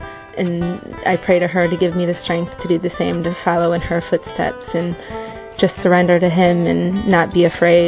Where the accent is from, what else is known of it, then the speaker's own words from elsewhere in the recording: United States; I'm 29 years old, and I'm from the United States.